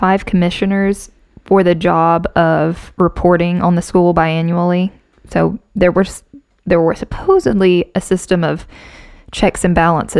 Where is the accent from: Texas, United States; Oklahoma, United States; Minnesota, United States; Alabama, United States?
Alabama, United States; So we're from Alabama. Florida's right below us.